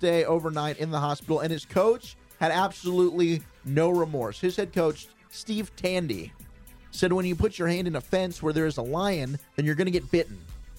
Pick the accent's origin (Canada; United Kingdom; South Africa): South Africa; I'm South African, baby.